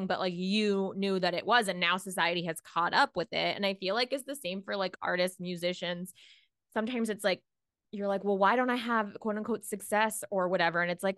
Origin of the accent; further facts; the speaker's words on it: Jacksonville, Florida, United States; from Jacksonville.